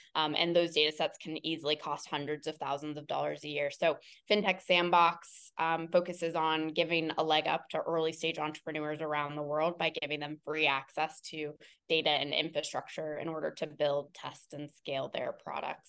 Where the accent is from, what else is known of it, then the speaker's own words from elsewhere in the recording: Cincinnati, Ohio, United States; I am born and raised in Cincinnati, Ohio, in the suburbs of Cincinnati, Ohio